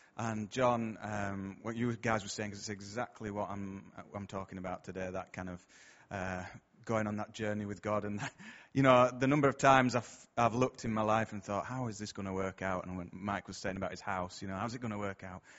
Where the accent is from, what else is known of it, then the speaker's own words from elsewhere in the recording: Bradford, Yorkshire and the Humber, United Kingdom; I'm from round here, as you can probably tell from my accent